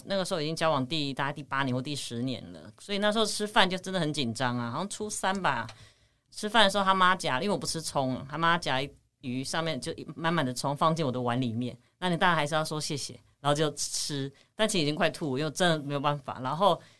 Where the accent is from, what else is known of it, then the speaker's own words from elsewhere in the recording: Taipei, Taiwan; 我们都是台北人，就比较没有办法过夜